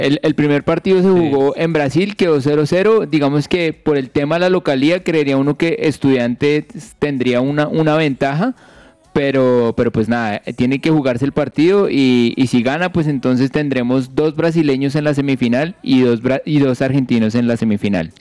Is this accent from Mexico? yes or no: no; Colombia; como colombianos